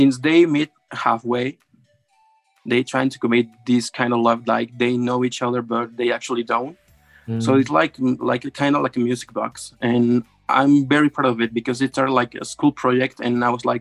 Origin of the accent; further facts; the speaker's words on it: Mexico; I'm from Mexico